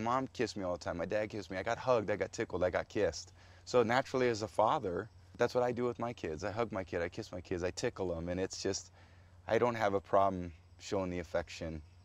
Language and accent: English; San Mateo, California, United States; I was growing up in Portola Drive in San Mateo, California